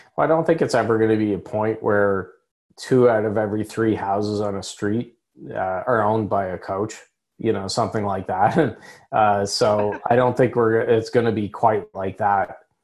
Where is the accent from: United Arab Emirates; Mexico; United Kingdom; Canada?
Canada; I'm speaking as a Canadian